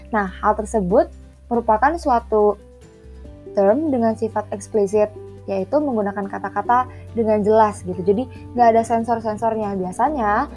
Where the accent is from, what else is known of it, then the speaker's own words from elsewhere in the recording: West Java, Indonesia; Aku suku Sunda